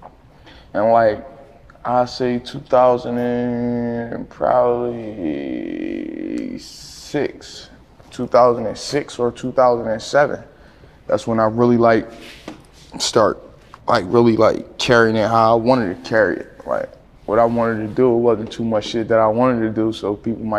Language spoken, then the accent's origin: English; Philadelphia, Pennsylvania, United States; I'm from West Philly, down the bottom, closer to the zoo, closer to the Philadelphia Zoo